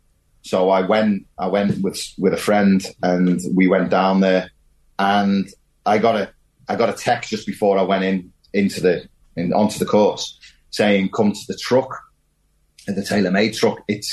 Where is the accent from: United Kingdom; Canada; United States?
United Kingdom; Wirral, North West England; Yeah, I mean, I'm from the Wirral. You know, I was born there.